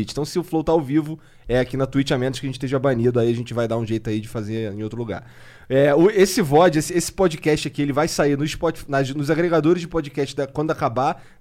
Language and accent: Portuguese; Rio de Janeiro, Brazil; Eu sou carioca. Eu conheço um monte de gente.